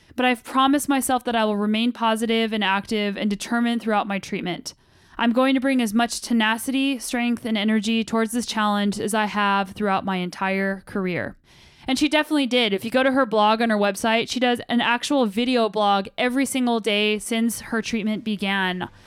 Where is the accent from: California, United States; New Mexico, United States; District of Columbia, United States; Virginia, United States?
New Mexico, United States; moved away; I'm originally from New Mexico and my parents still live there.